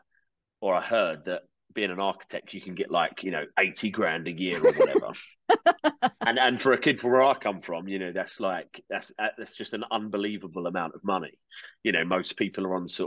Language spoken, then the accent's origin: English; Kent, South East England, United Kingdom; I grew up in Kent, in England